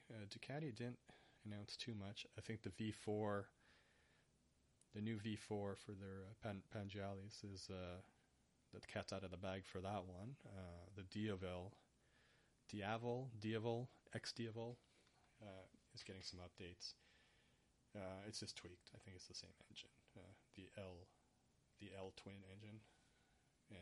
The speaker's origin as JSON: {"language": "English", "country": "Canada", "first_language": "English", "said": "I'm Canadian"}